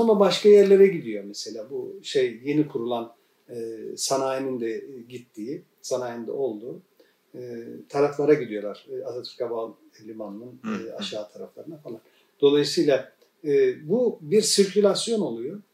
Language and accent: Turkish; Turkey; biz Kafkas maceriyiz. 1923'te gelmişiz. Benim ben buradaki e, burada doğan ikinci nesilim ben.